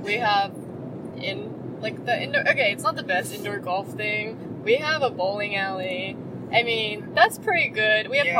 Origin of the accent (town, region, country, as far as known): Elk Grove, California, United States